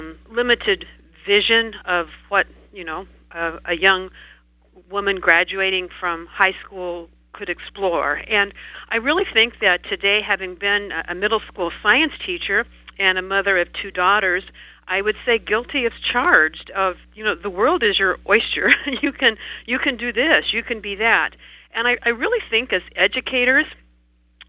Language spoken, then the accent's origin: English; Bedford, Iowa, United States; I am from Bedford, Iowa, which is a rural community